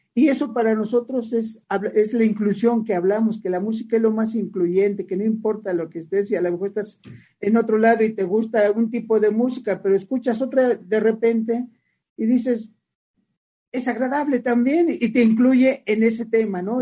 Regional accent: Mexico City, Mexico; yo nací chilango y me voy a morir chilango, yo soy, yo soy orgulloso de ser de la Ciudad de México

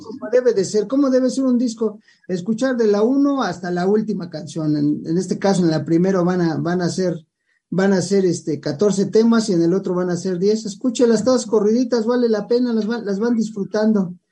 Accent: Mexico; somos mexicanos

